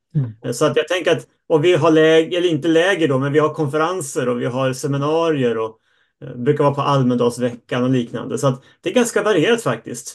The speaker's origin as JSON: {"language": "Swedish", "town": "Uppsala", "region": "Uppsala County", "country": "Sweden", "tie": "born or raised there", "said": "jag är uppvuxen i Uppsala och jag sitter hemma"}